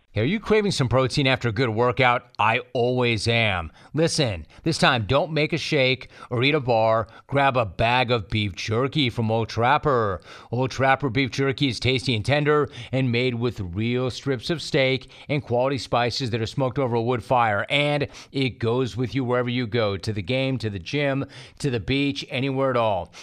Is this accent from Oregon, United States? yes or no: no; California, United States; I'm from California